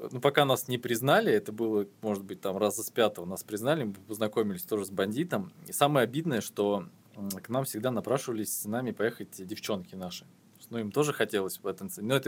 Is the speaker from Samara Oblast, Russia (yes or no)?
no; Belousovo, Kaluga Oblast, Russia; Я же э, говорил, что я не из Москвы, да.